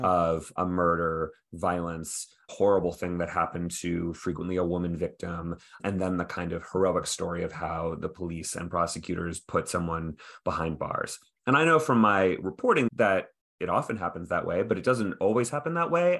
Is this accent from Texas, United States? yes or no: yes; Texas, United States; I grew up in Texas